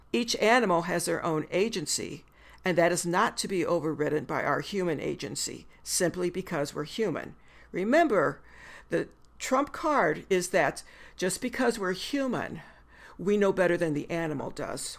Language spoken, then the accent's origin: English; the Midwest of the United States, United States; now in Missoula, United States; I'm a white woman born and bred in the Midwest of the United States